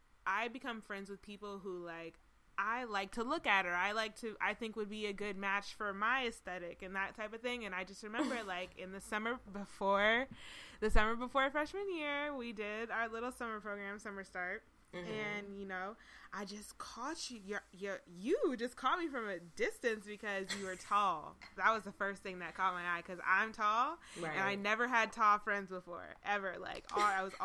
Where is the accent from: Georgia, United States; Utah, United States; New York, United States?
Georgia, United States; Atlanta; now in Pittsburgh, United States; I am from Atlanta, Hotlanta, the A-Town, whatever you want to call us, hey, ATL